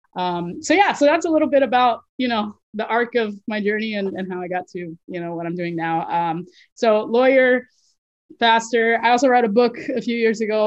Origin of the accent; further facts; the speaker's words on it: Florida, United States; moved away as an adult; now in Boston, United States; I live currently in Boston, but yes, I originally I grew up in Florida. Um, I moved to uh, Boston in 2008 to go to law school